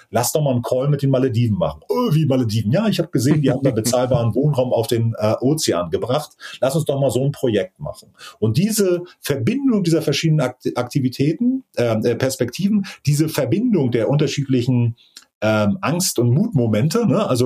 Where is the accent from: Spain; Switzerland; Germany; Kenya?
Germany; Mecklenburg-Vorpommern; Tatsächlich, wie gesagt, bin groß geworden auf Rügen und tatsächlich ist da auch mein Heimatstrand in Prora.